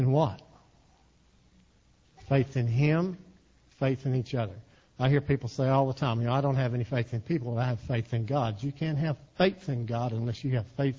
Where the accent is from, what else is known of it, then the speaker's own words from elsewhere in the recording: Texas, United States; I'm from Texas. We talk to ourselves in Texas